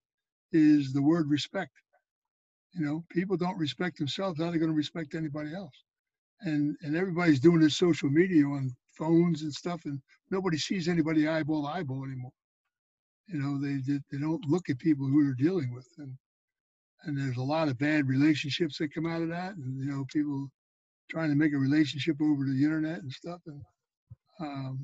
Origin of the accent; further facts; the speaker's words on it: Philadelphia, Pennsylvania, United States; when I was growing up in Philadelphia, we never locked our front doors.